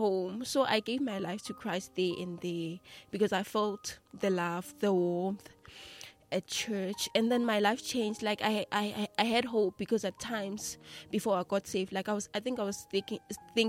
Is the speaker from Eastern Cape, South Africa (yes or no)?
no; Mpumalanga, South Africa; I grew up in Matulu